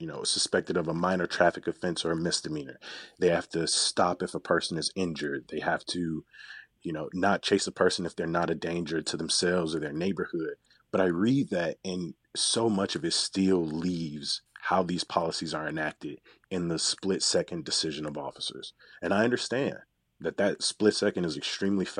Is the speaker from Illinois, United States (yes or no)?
yes; Chicago, Illinois, United States; I'm a Chicagoan